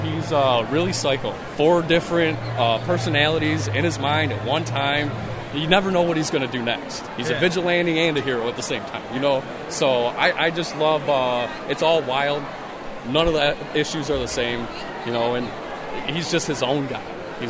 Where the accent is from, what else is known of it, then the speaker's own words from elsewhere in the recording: Detroit, Michigan, United States; Yes, I'm from Detroit, and my fiance lives here.